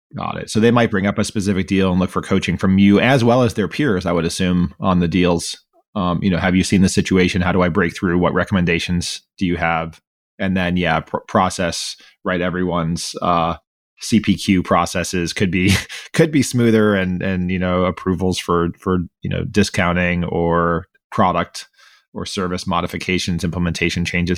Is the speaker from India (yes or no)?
no; Miami, Florida, United States; I grew up in Miami, Florida